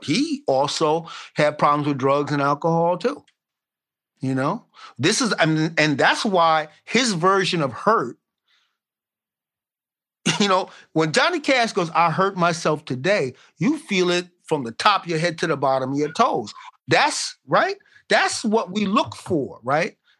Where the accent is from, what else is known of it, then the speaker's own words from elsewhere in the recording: Brooklyn, New York, United States; I was brought up in Brooklyn